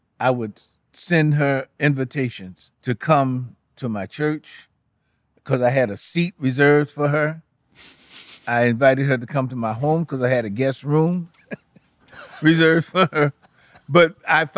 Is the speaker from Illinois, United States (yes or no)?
yes; Chicago, Illinois, United States; also born or lived in Queens, New York; So in 1951, my father had a leading to come to Chicago where we had relatives of his sisters and his brother. And so we moved to Chicago, and that's where he started his ministry. Moved into the Ida B. Wells Projects, and that's where I grew up.